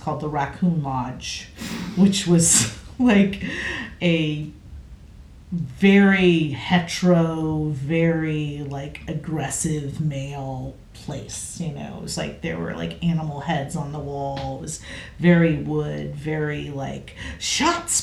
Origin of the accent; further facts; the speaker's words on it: Indiana, United States; I grew up in Indiana with a family that never spoke of sex